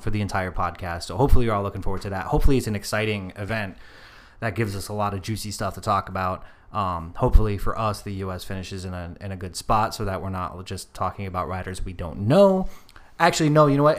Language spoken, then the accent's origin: English; United States; We are American